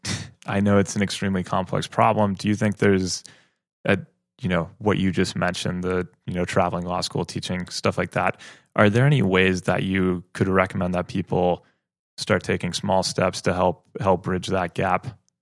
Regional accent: Madison, Wisconsin, United States; I, I grew, I grew up in Madison

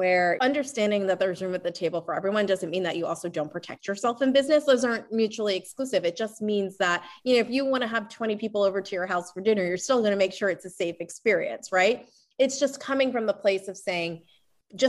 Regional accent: Lancaster, Pennsylvania, United States; I'm from Lancaster, Pennsylvania, and you know, that's definitely a community where there are many farmers

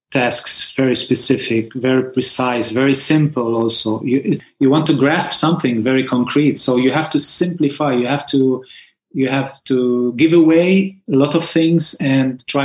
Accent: Lebanon; I came from Lebanon to Barcelona for a workshop, and we met in this workshop specifically.

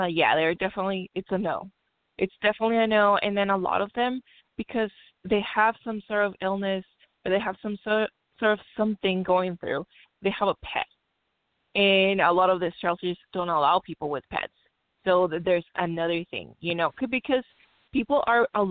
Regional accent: Mexico; now in Long Beach, United States; I grew up in Mexico where this is such a stigma

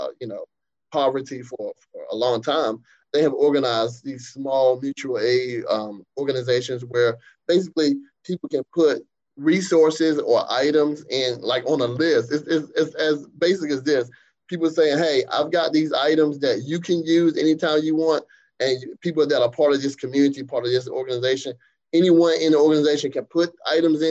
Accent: Eastern North Carolina, United States; I grew up in the East

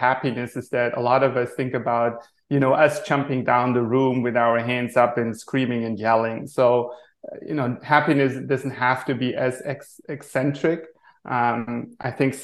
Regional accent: Germany; moved away as an adult; also born or lived in Maui, Hawaii; now in Rhode Island, United States; born and raised in Germany

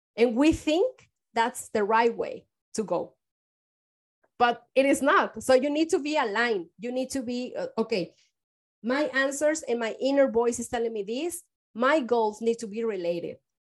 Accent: Mexico; moved away as an adult; now in San Francisco, United States; I am from Mexico

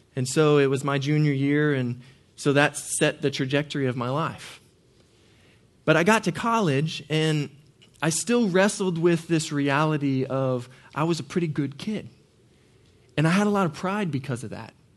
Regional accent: Norman, Oklahoma, United States; I grew up in Norman, Oklahoma

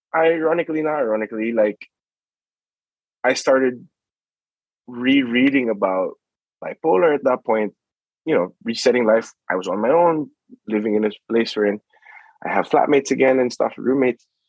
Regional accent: Philippines; moved away; I grew up in the Philippines

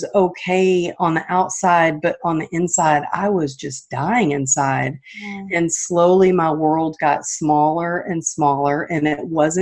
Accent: Texas, United States; moved away as an adult; now in California, United States; I'm not originally from California, but I live out here now, but I'm from Texas

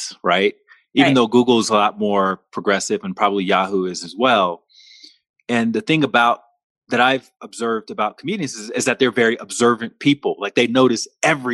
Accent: Montgomery, Alabama, United States; moved away as an adult; also born or lived in Washington, D.C. / New York; my hometown, Montgomery, Alabama

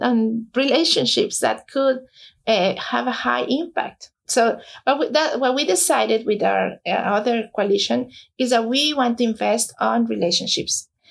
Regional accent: Mexico; moved away as an adult; now in New Jersey, United States; I was born in Mexico, came here in 2004.

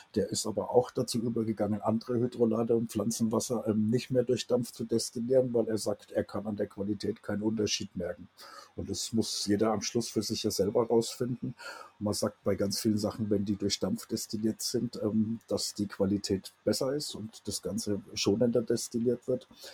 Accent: Germany; wir als Deutsche

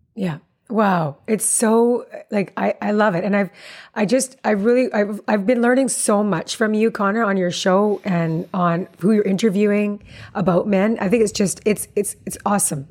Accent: Calgary, Alberta, Canada; I'm Calgarian myself

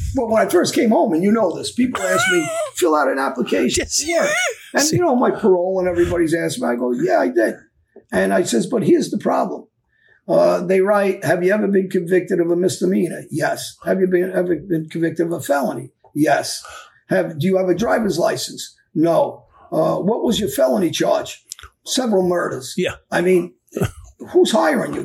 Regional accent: New York City, New York, United States; kids from my neighborhood, we grew up on Jamaica Avenue, East New York, South Jamaica

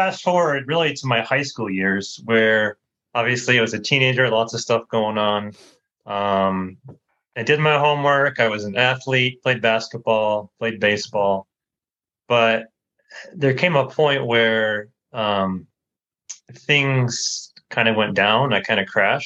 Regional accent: United States; moved away as an adult; I grew up in the States, grew up in a Christian home

